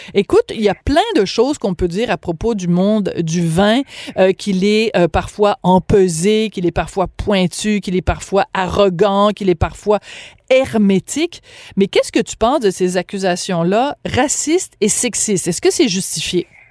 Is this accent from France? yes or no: yes; Bordeaux, Nouvelle-Aquitaine, France; je suis né à Bordeaux en 1965